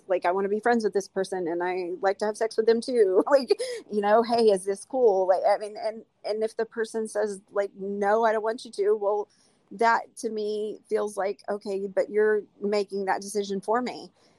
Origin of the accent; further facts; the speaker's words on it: the South, United States; because I'm from the South.